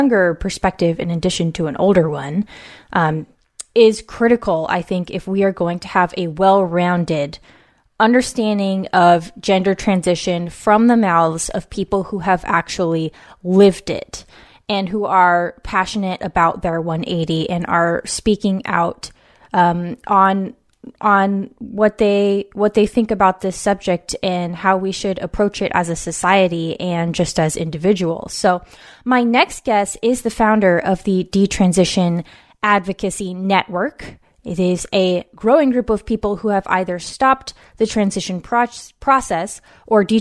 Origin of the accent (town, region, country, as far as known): West Coast, United States; born or raised there